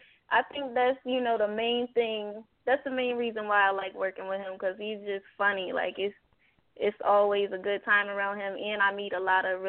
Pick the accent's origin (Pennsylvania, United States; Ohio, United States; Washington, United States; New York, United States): Pennsylvania, United States; Harrisburg; moved away as an adult; now in Atlanta, United States; we was in my hometown at the time, Harrisburg